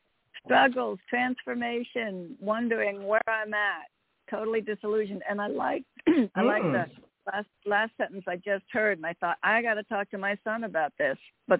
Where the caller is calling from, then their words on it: Connecticut, United States; Sorry, from Connecticut.